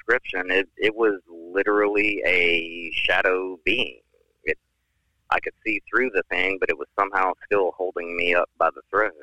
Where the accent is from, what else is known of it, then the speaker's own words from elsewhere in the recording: Alabama, United States; I'm from Alabama